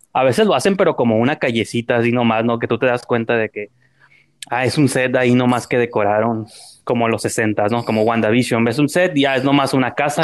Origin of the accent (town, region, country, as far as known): Tijuana, Baja California, Mexico; born or raised there